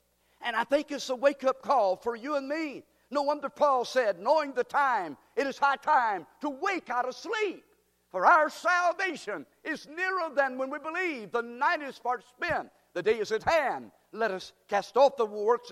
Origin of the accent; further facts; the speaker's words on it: United States; we are American Christians